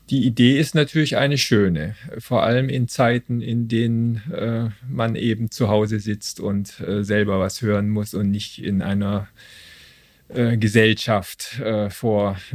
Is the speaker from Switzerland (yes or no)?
no; Stuttgart, Baden-Württemberg, Germany; now in Cologne, Germany; Ich bin aber schon seit äh, 23 Jahren hier und äh, komme ursprünglich aus Stuttgart.